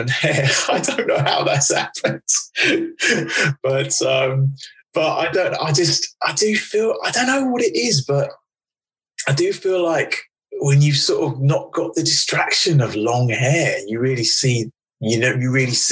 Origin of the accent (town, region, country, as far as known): United Kingdom